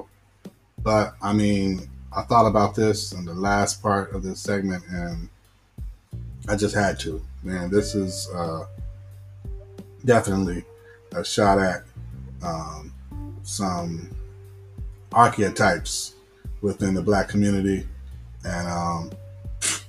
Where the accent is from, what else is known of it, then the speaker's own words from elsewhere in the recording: Riverside, United States; we're growing up in Riverside